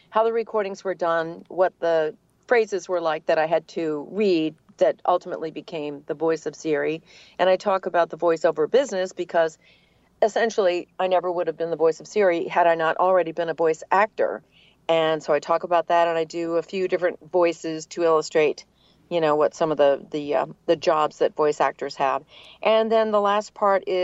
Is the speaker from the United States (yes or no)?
yes; New England, United States; accent: New England; now in Atlanta, United States; So, it was very fortunate that I that I lost my New England accent, and then uh, I've been in Atlanta for a very long time.